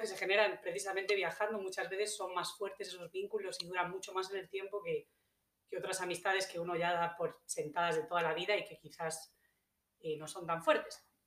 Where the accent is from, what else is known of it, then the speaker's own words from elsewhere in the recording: Galicia, Spain; moved away as an adult; also born or lived in Ibiza / New Zealand / United States; now in Australia; yo soy española, vengo del noroeste de España, de Galicia